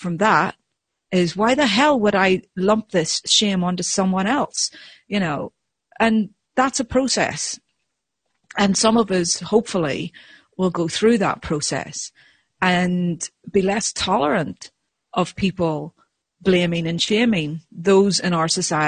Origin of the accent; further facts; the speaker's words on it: Ireland; as an Irish person, you know, I was brought up to talk and tell stories and, you know, and yabber